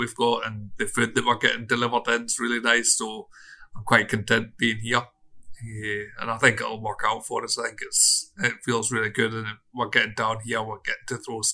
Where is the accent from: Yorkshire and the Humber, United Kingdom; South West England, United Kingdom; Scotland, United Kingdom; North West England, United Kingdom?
Scotland, United Kingdom; Stranraer; I'm from Stranraer